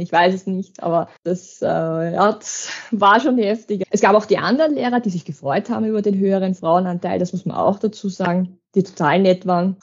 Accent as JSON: {"language": "German", "area": "Waldviertel", "region": "Lower Austria", "country": "Austria", "said": "ich bin ja doch aus dem Waldviertel"}